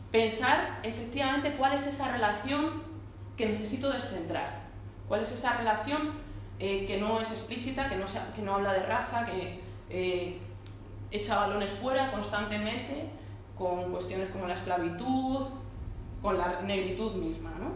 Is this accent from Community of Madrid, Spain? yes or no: yes; Móstoles, Community of Madrid, Spain; also born or lived in Vallecas, Madrid; yo soy de Madrid, ¿no? Yo soy de Madrid, vamos, en concreto de Móstoles. Ahora un poco vallecana, pero, pero vamos, en concreto de Móstoles.